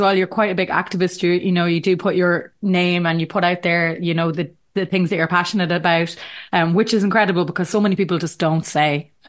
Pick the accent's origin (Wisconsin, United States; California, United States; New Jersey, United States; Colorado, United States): New Jersey, United States; Like, I'm born and bred in New Jersey, but don't ask me to come on your podcast unless you're from Ireland.